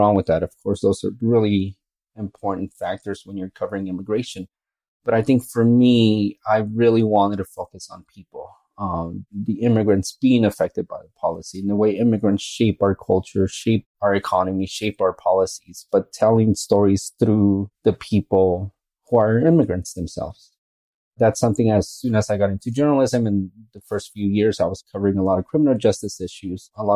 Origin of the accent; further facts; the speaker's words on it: Phoenix, Arizona, United States; moved away as an adult; also born or lived in Mexico; now in El Paso, United States; I grew up in Phoenix. That's where home base is for me. But I was actually born in Mexico, and my family moved to Phoenix when I was one